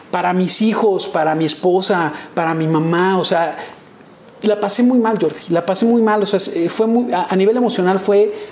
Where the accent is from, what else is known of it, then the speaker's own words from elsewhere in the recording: Yucatán, Mexico; Del, de la península, eh, cerca de, Mérida, Yucatán, y de donde soy yo.